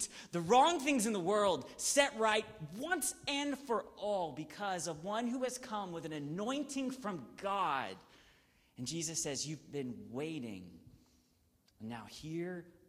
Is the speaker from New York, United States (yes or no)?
no; Gainesville, Georgia, United States; My hometown is called Gainesville, Georgia.